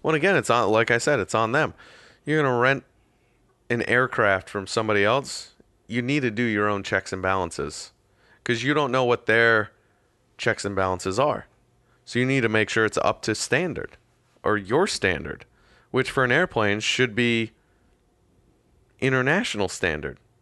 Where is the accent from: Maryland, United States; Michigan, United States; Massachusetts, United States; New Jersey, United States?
Massachusetts, United States; now in Florida, United States; I grew up in Massachusetts